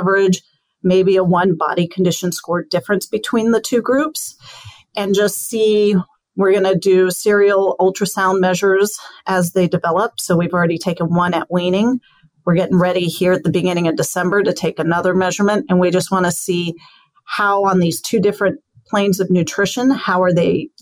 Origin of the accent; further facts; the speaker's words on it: New Mexico, United States; I grew up in the West, especially in New Mexico